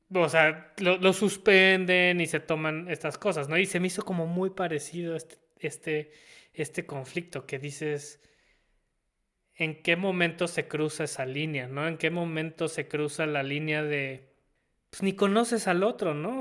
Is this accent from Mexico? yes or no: yes; Mexico; como mexicanos o como país